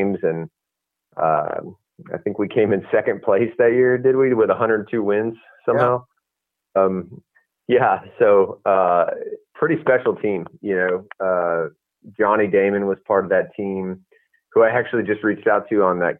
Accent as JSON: {"language": "English", "town": "San Diego", "region": "California", "country": "United States", "tie": "born or raised there", "said": "I was a beach kid growing up in San Diego"}